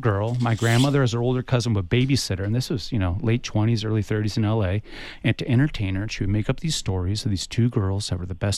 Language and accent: English; Tucson, Arizona, United States; my grandparents were from Mexico. But I'm from Tucson